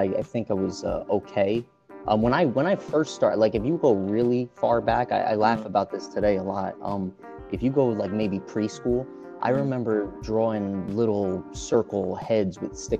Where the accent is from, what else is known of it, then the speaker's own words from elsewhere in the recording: Paterson, New Jersey, United States; also born or lived in Orlando, Florida; I'm from Paterson, New Jersey, and Paterson, a lot of people don't realize, was the first planned industrial city.